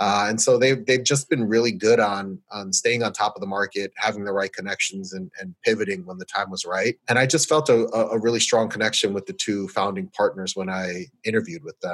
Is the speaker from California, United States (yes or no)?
no; New York City, New York, United States; I'm a New Yorker born and raised